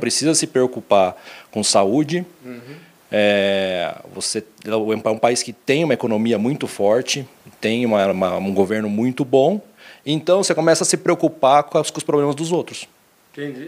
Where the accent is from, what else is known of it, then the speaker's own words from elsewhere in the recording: Mafra, Santa Catarina, Brazil; moved away as an adult; also born or lived in Lins, São Paulo; Eu sou catarinense de Mafra, é, divisa do estado Estado é, com o Paraná